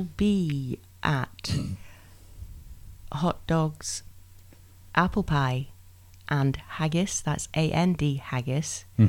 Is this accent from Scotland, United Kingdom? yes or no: yes; Edinburgh, Scotland, United Kingdom; moved away; I'm from Edinburgh in Scotland.